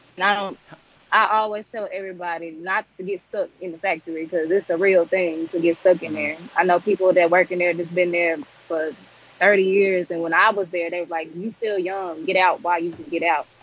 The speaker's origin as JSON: {"language": "English", "town": "Jonesboro", "region": "Arkansas", "country": "United States", "tie": "born or raised there", "said": "I'm from Jonesboro, Arkansas."}